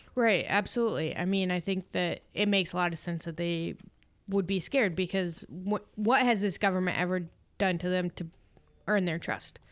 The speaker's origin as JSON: {"language": "English", "region": "Iowa", "country": "United States", "said": "I'm from Iowa"}